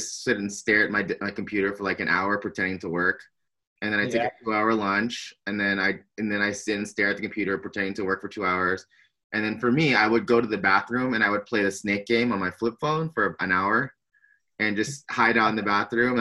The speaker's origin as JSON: {"language": "English", "town": "San Diego", "region": "California", "country": "United States", "tie": "born or raised there", "said": "born and raised in San Diego, California"}